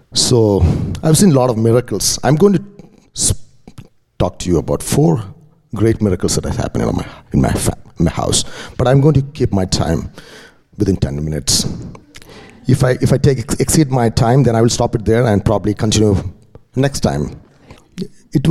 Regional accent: India; moved away; I'm from India. I'm raised up in a Christian family.

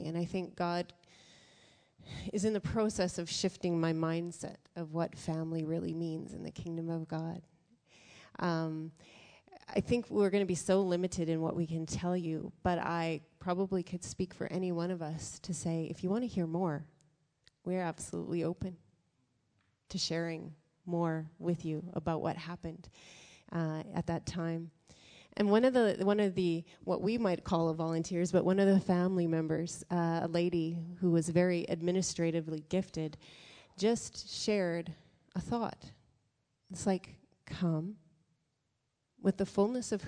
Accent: Canada; us as Canadians

